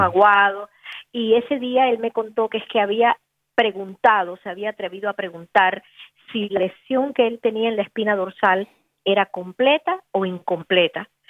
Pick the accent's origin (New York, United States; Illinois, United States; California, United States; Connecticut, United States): Connecticut, United States; moved away; me recuerda tanto a mi niñez, porque yo viví en Connecticut